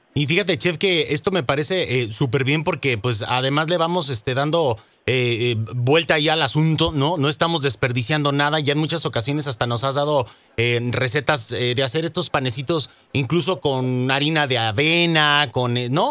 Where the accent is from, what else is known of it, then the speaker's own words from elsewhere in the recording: Jalisco, Mexico; moved away; ya está en mi tierra, mi estimado chef. Ya llegó a Jalisco